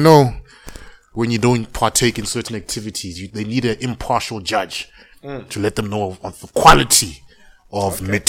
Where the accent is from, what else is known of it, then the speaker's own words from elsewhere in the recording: South Africa; I'm South African